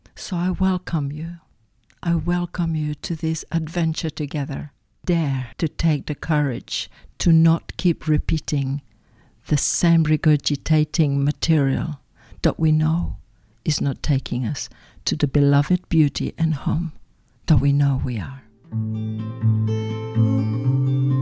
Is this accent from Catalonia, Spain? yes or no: yes; Barcelona, Catalonia, Spain; I was born in Barcelona from a mother that was extremely spiritual